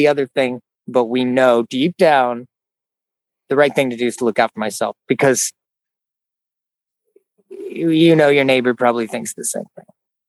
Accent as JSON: {"language": "English", "area": "Gulf Coast", "region": "Florida", "country": "United States", "tie": "born or raised there", "said": "when I was a kid, my mom worked as a house cleaner and I grew up in Gulf Coast, Florida"}